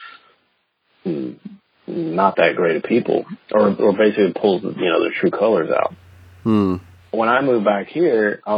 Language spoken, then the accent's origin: English; the South, United States; I'm from the South